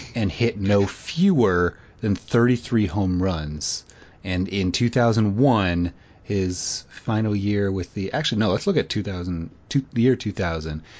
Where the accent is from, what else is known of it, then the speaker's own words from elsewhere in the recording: Illinois, United States; now in North Carolina, United States; growing up in Illinois, I would watch the, uh, Blackhawks